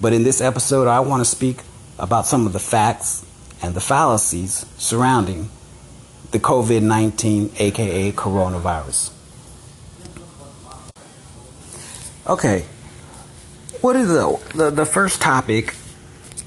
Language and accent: English; Los Angeles, California, United States; I'm from South Central L.A.